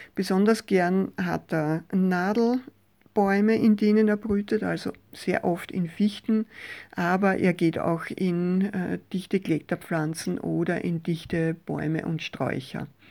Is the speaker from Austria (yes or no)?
yes; Mostviertel, Lower Austria, Austria; bei uns im Mostviertel an der Futterstelle